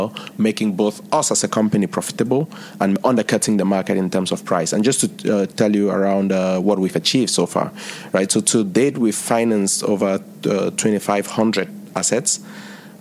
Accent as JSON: {"language": "English", "country": "Cameroon", "moved": "yes", "lives_now": "India", "said": "I'm originally from Cameroon"}